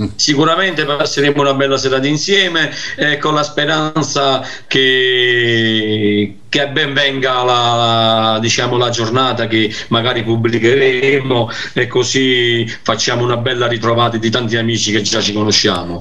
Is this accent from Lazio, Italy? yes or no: no; Naples, Campania, Italy; io sono napoletano